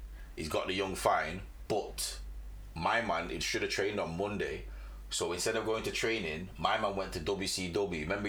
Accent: Jamaica; Like, as a Jamaican, you love athletics.

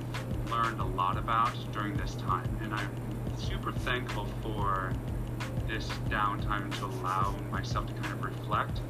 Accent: Wisconsin, United States; moved away; I'm originally from Wisconsin

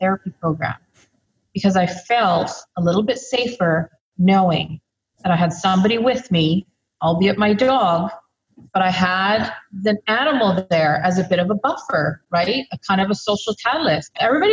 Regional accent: Lower Mainland, British Columbia, Canada; also born or lived in Victoria, British Columbia; Born and bred in BC, so I'm pretty much a coastal girl through and through. Grew up right here in the Lower Mainland

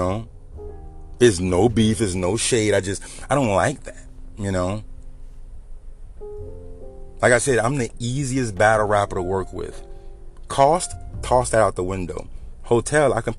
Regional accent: Louisiana, United States; I'm from the South. I'm from Louisiana.

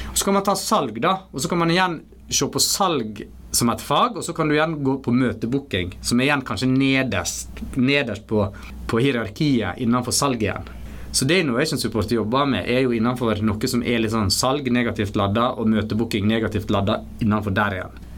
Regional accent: Stryn, Vestland, Norway; also born or lived in Mumbai, India; jeg bodde egentlig ikke så veldig langt ifra der jeg vokste opp

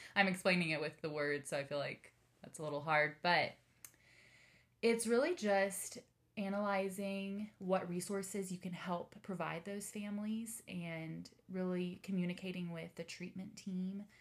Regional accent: Denton, Texas, United States; now in Austin, United States; I grew up in the Dallas area in good old Denton

